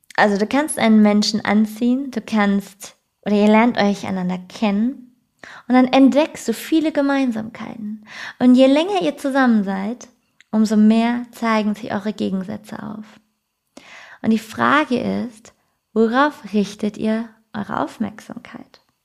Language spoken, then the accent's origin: German; Germany; also born or lived in Frankfurt area; bei mir als Deutsche